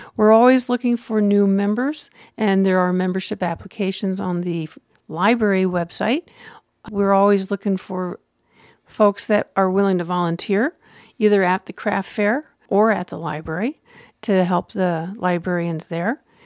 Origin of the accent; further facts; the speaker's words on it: Pennsylvania, United States; moved away as an adult; also born or lived in Denver, Colorado / Gillette, Wyoming / Meeker, Colorado; now in Wet Mountain Valley, Colorado, United States; I grew up in Pennsylvania